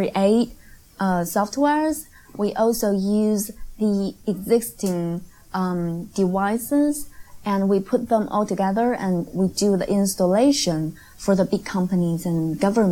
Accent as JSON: {"language": "English", "region": "Beijing", "country": "China", "tie": "born or raised there", "second_language": "English", "moved": "as an adult", "lives_now": "Shanghai, China", "said": "I was born and raised and I went to college and I worked all in Beijing. I just moved down to Shanghai for more than half a year."}